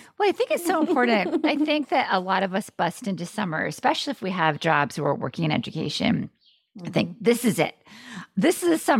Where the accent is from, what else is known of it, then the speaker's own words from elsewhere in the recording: Maine, United States; I'm from Maine.